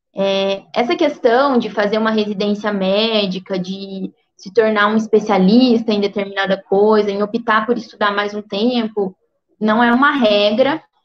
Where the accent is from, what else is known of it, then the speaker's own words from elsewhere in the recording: Alterosa, Minas Gerais, Brazil; eu sou de Alterosa, que é uma cidadezinha no sul de Minas, bem perto de Alfenas